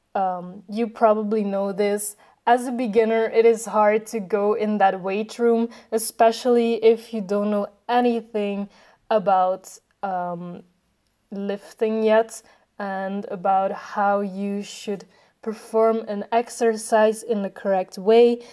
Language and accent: English; Belgium; I am 23 years old and I am from Belgium.